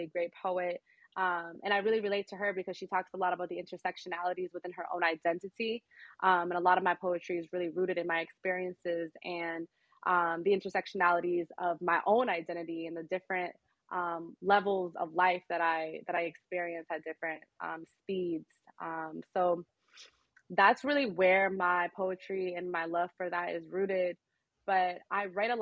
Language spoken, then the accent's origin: English; Boston, Massachusetts, United States; I was born and raised in Boston